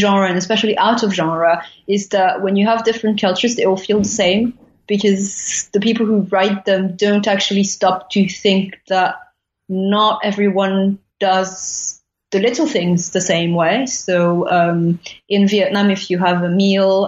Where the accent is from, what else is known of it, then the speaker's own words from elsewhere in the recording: Paris, Île-de-France, France; I went to a Catholic school in the 17th district